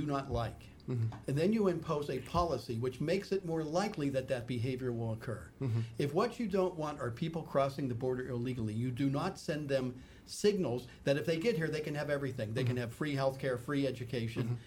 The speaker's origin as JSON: {"language": "English", "town": "Pittsburgh", "region": "Pennsylvania", "country": "United States", "tie": "born or raised there", "said": "I grew up in Pittsburgh"}